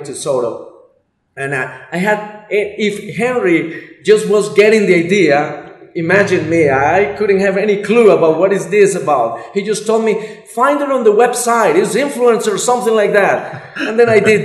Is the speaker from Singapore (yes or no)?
no; Colombia; I'm Colombia.